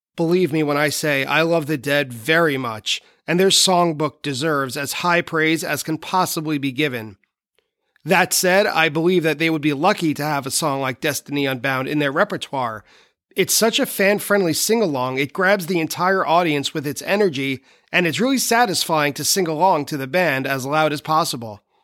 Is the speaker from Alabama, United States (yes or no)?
no; Long Island, New York, United States; my hometown venue